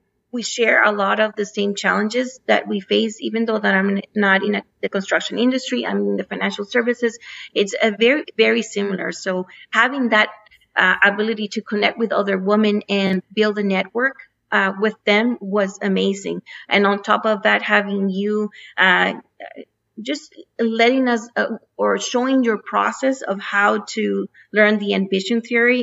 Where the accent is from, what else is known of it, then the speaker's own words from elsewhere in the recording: Mexico; also born or lived in United States; So I grew up in Mexico and in the U.S. So I basically call myself a NAFTA baby because I had opportunities to study and work in the 3 different countries.